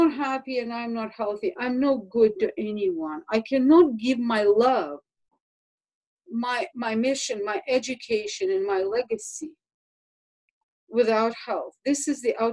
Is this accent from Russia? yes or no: yes; Russia; moved away; I grew up in Russia